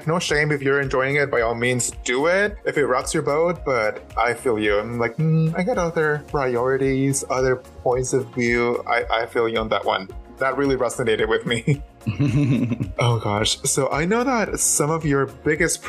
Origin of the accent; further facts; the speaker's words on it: Mexicali, Baja California, Mexico; moved away as an adult; When I was 19, I was still living in my hometown. This is back in Mexico.